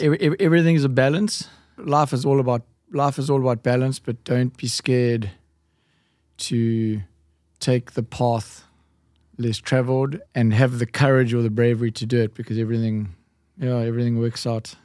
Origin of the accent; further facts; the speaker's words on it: Durban, KwaZulu-Natal, South Africa; now in Cape Town, South Africa; I grew up in Durban